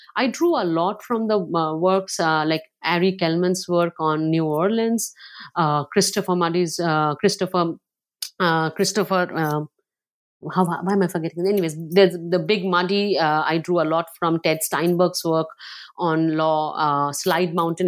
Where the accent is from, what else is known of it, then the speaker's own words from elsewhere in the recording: Kolkata, West Bengal, India; also born or lived in coal fields state outside Calcutta; now in Philadelphia, United States; I grew up partly in Calcutta. Like, I was born in, uh, in a state outside of Calcutta in the coal fields, extremely dry place. And then we moved to Calcutta